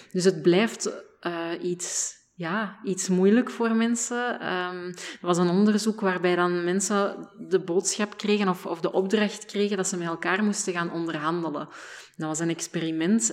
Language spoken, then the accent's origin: Dutch; Flanders, Belgium; als Vlamingen